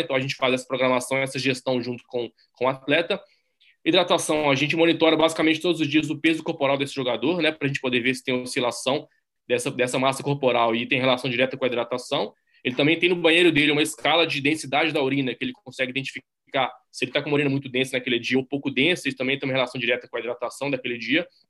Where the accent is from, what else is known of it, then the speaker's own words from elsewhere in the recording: Minas Gerais, Brazil; sou brasileiro, nasci em Minas Gerais